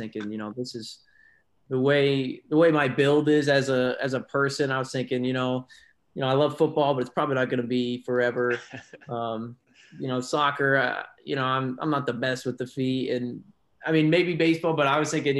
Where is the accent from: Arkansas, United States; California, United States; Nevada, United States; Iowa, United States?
Iowa, United States; Newton; now in Des Moines, United States; I'm from Newton, Iowa. And but as childhood, so I got two older siblings